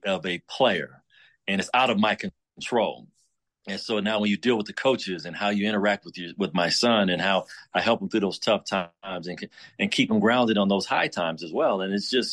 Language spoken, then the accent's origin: English; Chicago, Illinois, United States; moved away; growing up in Chicago